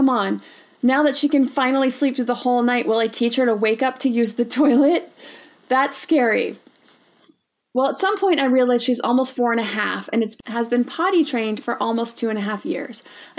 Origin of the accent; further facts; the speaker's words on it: Brazil; So, hi Erin … from Brazil.